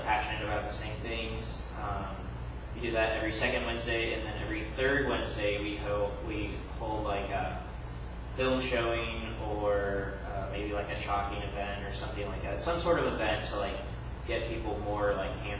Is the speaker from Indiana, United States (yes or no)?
yes; Seymour, Indiana, United States; now in Bloomington, United States; my hometown, Seymour, Indiana